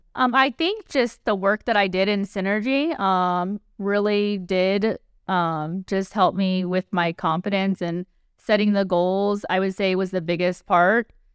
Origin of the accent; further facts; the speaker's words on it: Mississippi, United States; moved away as an adult; now in Las Vegas, United States; I grew up in Mississippi